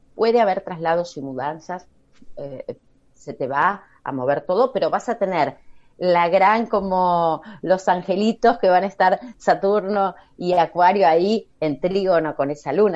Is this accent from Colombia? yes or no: no; Argentina; yo como argentina